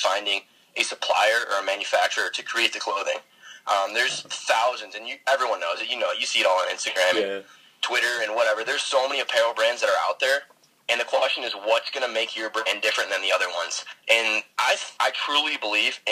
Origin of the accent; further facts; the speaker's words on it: just south of Detroit, Michigan, United States; I am from Michigan, just south of Detroit.